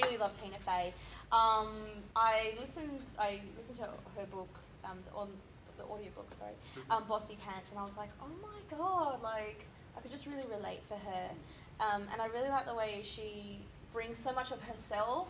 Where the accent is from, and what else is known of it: Australia